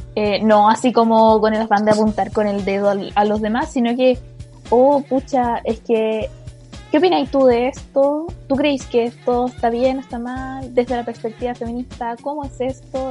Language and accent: Spanish; Chimbarongo, O'Higgins, Chile; moved away; como soy de región, originalmente soy de Chimbarongo